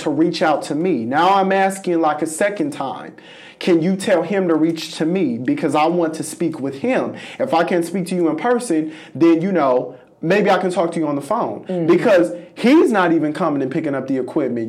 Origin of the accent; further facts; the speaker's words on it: Los Angeles, California, United States; moved away as an adult; now in Jefferson City, United States; I'm from Los Angeles, California